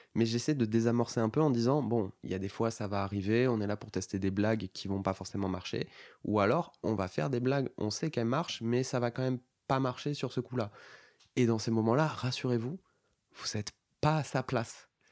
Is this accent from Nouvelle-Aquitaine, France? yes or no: yes; Bordeaux, Nouvelle-Aquitaine, France; now in Paris, France; j'étais de Bordeaux à la base